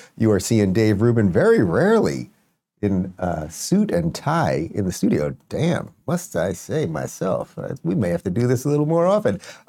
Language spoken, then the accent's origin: English; Miami, Florida, United States; outside the Republican debate here in my hometown of Miami.